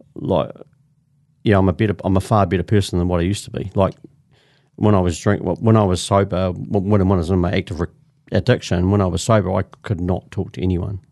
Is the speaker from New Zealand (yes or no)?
yes; Christchurch, Canterbury, New Zealand; I'm from, originally from Christchurch, born and bred in Christchurch, I'm a Canterbury.